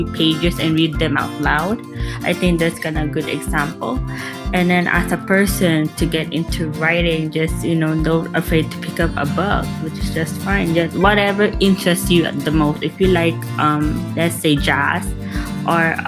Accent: Philippines; now in Las Vegas, United States; I'm from the Philippines

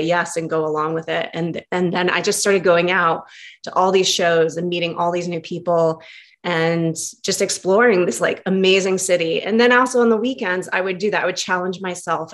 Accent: Connecticut, United States; moved away as an adult; also born or lived in New York City; Growing up in Connecticut, it's 2 hours away. But when you grow up in a small town, it felt miles, miles, miles away.

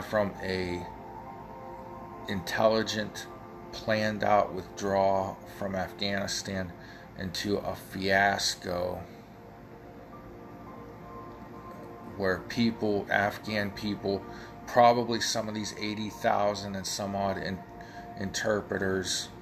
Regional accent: United States; as an American

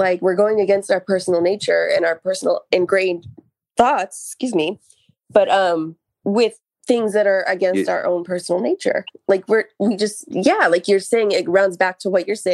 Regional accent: La Verne, California, United States; my hometown of Laverne because it was a sleepy little city

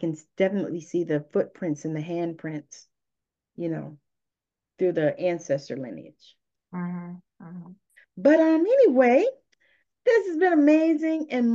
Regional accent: the South, United States; I'm from the South

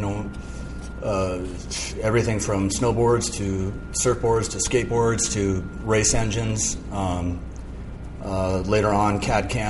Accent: Malibu, California, United States; also born or lived in San Mateo, California; we moved to Point Doom in Malibu. And we had access right to, Point Doom. And Little Doom was right there. And that was where I grew up.

